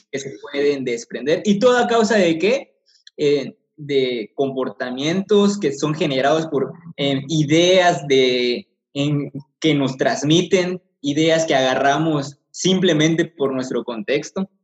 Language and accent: Spanish; Mexico